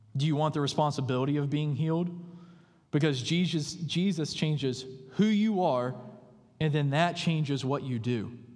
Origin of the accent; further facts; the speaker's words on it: the buckle of the Bible Belt, the South, United States; moved away; I grew up in what is known as the buckle of the Bible Belt